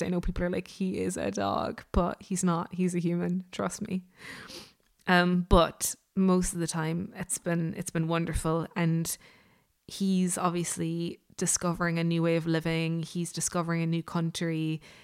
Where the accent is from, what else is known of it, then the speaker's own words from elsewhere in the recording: Ireland; I'm Irish